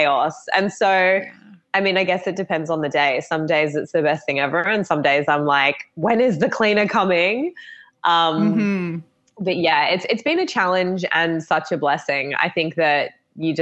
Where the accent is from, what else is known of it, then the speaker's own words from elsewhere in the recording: Australia; accent: Australian; also born or lived in Gold Coast, Queensland; I'm obviously Australian, if no one has picked up the accent yet